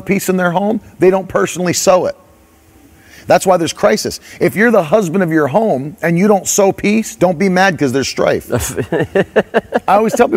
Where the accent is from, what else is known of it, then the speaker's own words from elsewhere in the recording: West Virginia, United States; I grew up in West Virginia